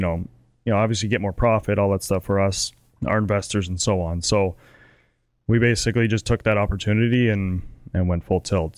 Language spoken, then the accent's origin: English; Canada; as a Canadian